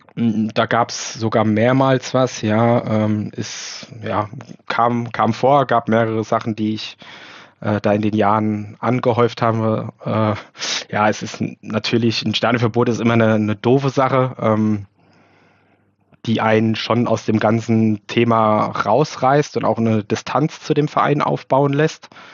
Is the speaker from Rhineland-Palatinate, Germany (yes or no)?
yes; Mainz, Rhineland-Palatinate, Germany; Ich bin in Mainz geboren, habe aber immer ein bisschen außerhalb gewohnt, so 10, 15 Kilometer vor, vor den Toren